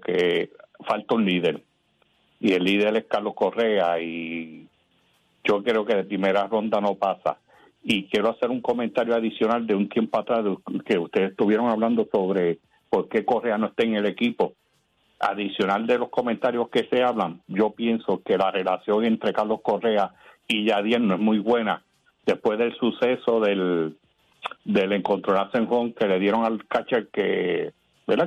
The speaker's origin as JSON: {"language": "Spanish", "country": "Puerto Rico", "moved": "yes", "lives_now": "Texas, United States"}